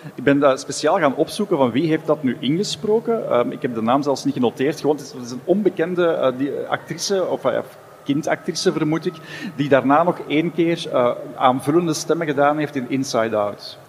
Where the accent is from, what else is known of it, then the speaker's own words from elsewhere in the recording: Flanders, Belgium; wij hier in Vlaanderen